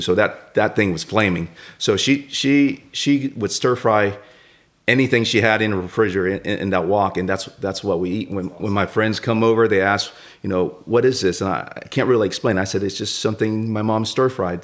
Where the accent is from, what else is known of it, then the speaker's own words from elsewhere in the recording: Atlanta, Georgia, United States; growing up in Atlanta